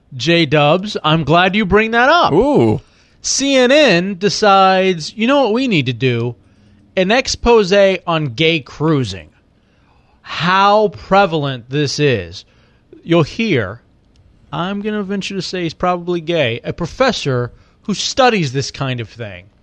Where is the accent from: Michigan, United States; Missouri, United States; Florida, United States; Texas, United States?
Texas, United States; Dallas; I grew up in Dallas, Texas